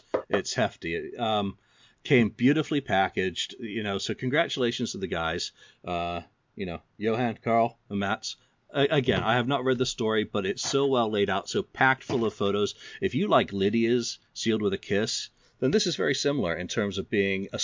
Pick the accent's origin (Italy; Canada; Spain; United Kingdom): United Kingdom; England; I'm English